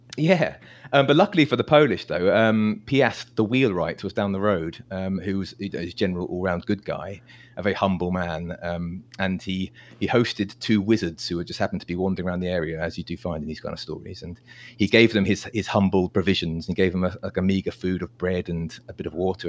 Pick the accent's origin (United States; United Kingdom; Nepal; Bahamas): United Kingdom; I'm, I'm British